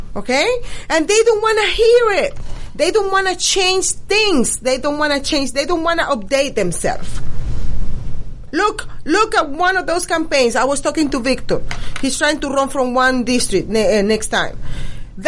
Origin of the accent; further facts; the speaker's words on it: Venezuela; now in United States; because I am Latino, because I am original from Venezuela